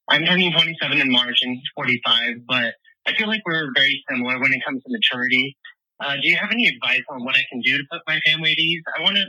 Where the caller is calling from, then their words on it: Bismarck, North Dakota, United States; I'm calling from Bismarck, North Dakota.